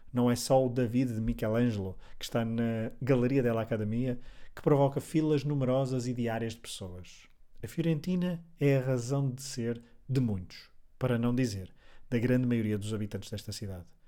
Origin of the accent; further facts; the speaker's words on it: Portugal; sou português